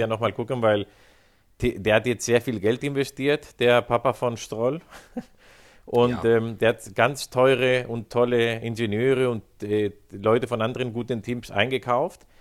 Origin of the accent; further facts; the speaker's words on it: Spain; Als, Spanier